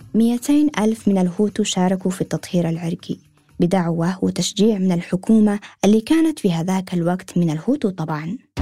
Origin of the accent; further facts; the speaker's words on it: Yemen; وأنا صغيرة في اليمن